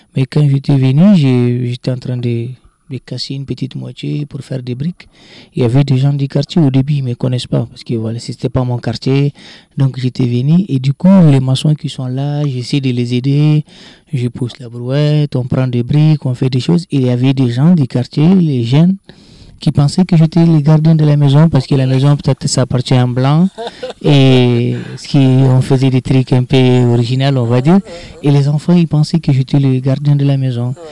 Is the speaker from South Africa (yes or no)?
no; Arlit, Agadez, Niger; moved away as an adult; also born or lived in Lyon, France; now in Agadez, Niger; je suis né à Agadez, à Arlit, pardon, et grandi, tout ça, et je me retrouve à vingt-trois ans en France